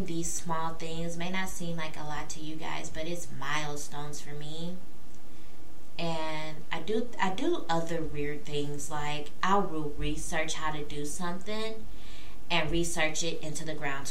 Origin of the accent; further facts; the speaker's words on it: Peoria, Illinois, United States; moved away as an adult; now in Louisville, United States; I am originally from Peoria, Illinois, born and raised